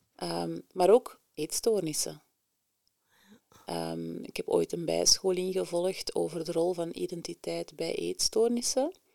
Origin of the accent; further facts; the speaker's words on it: Antwerp, Flanders, Belgium; also born or lived in Mechelen / Leuven; ik ben eh, geboren en getogen in Antwerpen Centrum